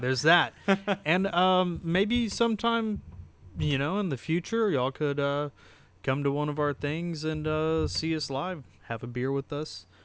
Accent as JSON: {"language": "English", "region": "the South", "country": "United States", "tie": "born or raised there", "said": "growing up in the South"}